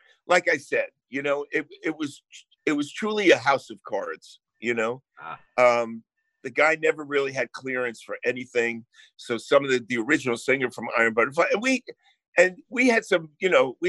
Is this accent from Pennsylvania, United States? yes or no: no; New Jersey, United States; accent: Jersey; also born or lived in Bayonne, New Jersey; I grew up in New Jersey